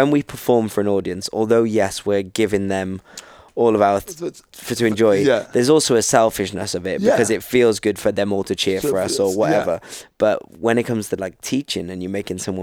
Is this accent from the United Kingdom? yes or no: yes; United Kingdom; we're from Britain